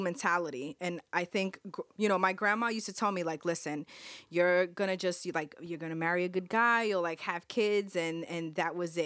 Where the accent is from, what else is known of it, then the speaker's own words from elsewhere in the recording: New York City, New York, United States; we grew up in Fort Greene. We grew up in Fort Greene